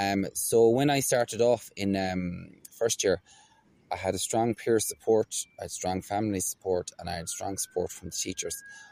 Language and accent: English; Galway, Connacht, Ireland; I'm an Irish traveller. I was born in Galway City, and I was born and raised really in the shadow of NUI Galway.